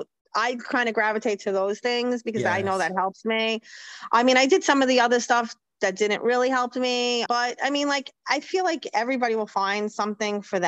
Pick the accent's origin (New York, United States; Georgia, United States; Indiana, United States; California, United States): New York, United States; I'm from New York. We talk fast